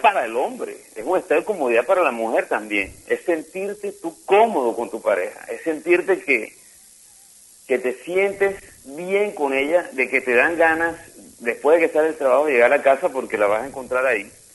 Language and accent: Spanish; Barranquilla, Atlántico, Colombia; soy barranquillero